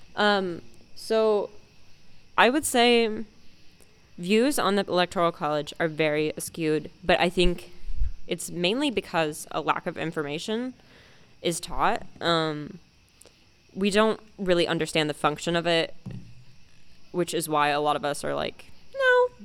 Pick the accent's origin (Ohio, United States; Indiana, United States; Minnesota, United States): Ohio, United States; Dayton; I am also 17 years old and I am from Dayton, Ohio.